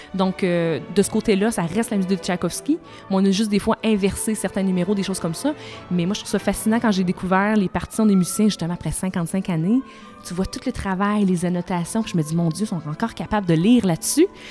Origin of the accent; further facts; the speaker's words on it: Saint-Georges, Quebec, Canada; Je viens de Saint-Georges-de-Beauce. À Saint-Georges-de-Beauce, il n'y avait ni orchestre, ni grand ballet